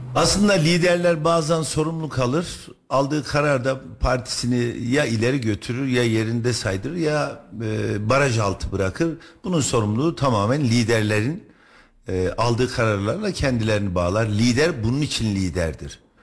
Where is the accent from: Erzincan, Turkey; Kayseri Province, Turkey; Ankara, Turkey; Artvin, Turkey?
Kayseri Province, Turkey; Ben Kayseri'de doğdum, büyüdüm, okudum, ekmeğini yedim